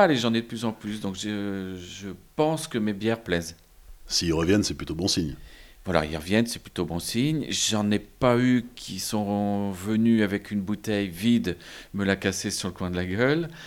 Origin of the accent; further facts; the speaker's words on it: Lille, Hauts-de-France, France; born there; moved away as an adult; also born or lived in Paris; Je suis né à Lille, mais je, je, suis parti sur Paris. Je me suis marié à Paris avec une Bretonne et on a eu des enfants.